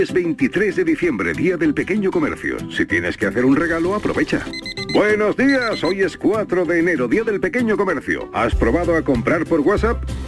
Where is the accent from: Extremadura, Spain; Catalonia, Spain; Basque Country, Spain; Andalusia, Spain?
Andalusia, Spain; Villanueva de Córdoba; tu pueblo, que es el mío, Villanueva de Córdoba